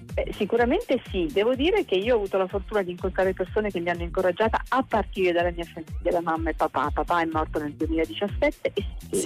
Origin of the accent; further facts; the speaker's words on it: Valle San Giovanni, Abruzzo, Italy; also born or lived in Rome; now in Milan, Italy; ma sono abruzzese, io sono nata a Valle San Giovanni che è un paesino dell'entroterra teramano di quasi 100 persone